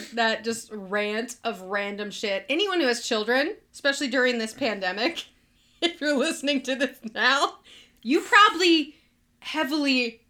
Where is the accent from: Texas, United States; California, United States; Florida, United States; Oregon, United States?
Florida, United States; also born or lived in North Carolina / Alabama / Georgia; I was born in North Carolina, and I grew up in Florida, Alabama, and Georgia, so that just, like, came back.